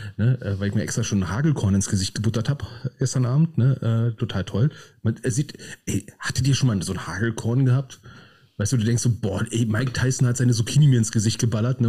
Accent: Berlin, Germany; wie ich es als Berliner ausspreche.

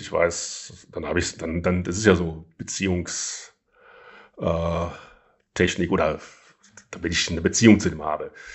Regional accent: Rhineland, Germany; ich bin ja Rheinländer

